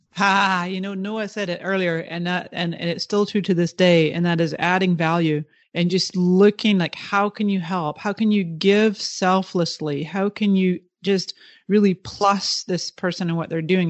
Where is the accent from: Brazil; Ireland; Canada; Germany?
Canada; the Kootenays, British Columbia; born or raised there; moved away; also born or lived in Toronto, Canada / Scotland